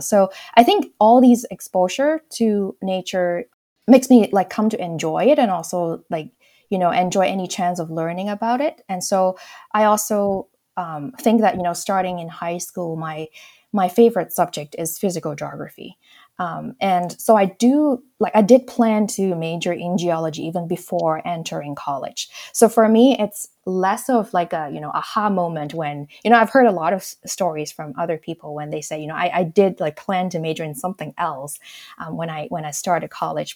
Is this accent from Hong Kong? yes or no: yes; Hong Kong; moved away; I grew up in Hong Kong.